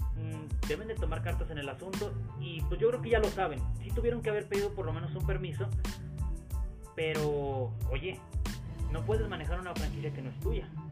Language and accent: Spanish; Mexico; somos típicos mexicanos, o sea, nuestras familias son muy grandes